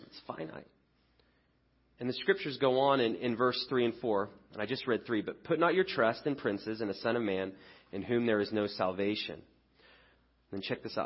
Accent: England, United Kingdom; now in United States; I grew up in England

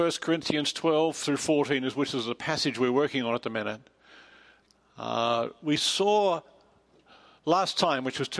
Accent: Australia; also born or lived in England; now in United States; I'm from Australia. I spent over 20 years in England, and now I've been a long time in America.

